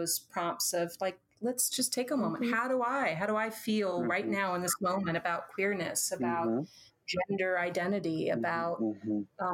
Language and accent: English; Southern Illinois, United States; I was a kid from Southern Illinois